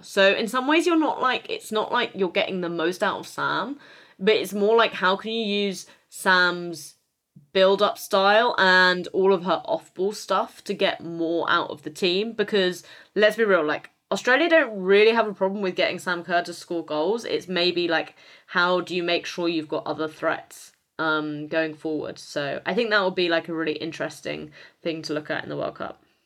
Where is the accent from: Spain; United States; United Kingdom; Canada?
United Kingdom; as a British person